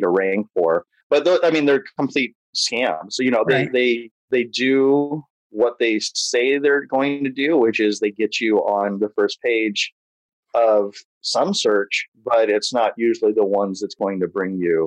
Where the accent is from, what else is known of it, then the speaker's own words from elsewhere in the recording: Imperial Beach, California, United States; also born or lived in Japan; I grew up in Imperial Beach here in San Diego